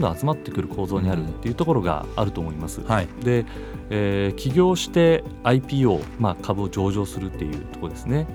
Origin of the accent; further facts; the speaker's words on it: Hokuriku, Japan; 私も北陸の方の出身